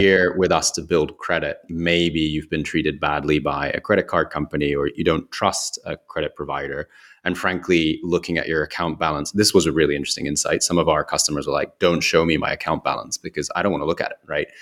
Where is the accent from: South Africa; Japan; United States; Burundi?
Japan; Kyoto; moved away; also born or lived in United Kingdom; in Kyoto where I grew up